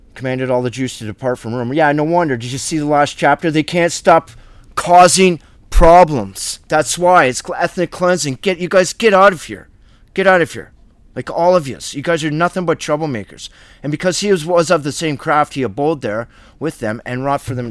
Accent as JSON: {"language": "English", "country": "Canada", "tie": "born or raised there", "said": "I was born in Canada by the Great Lakes"}